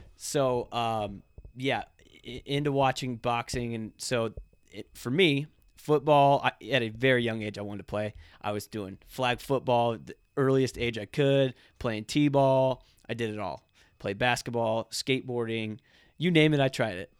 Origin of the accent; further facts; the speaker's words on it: Ocala, Florida, United States; also born or lived in Fort Myers, Florida; I was born in Fort Myers, Florida. Um, it's on the Gulf Side, uh, Southern Florida. Um, lived there for a couple years, moved to Ocala, Florida.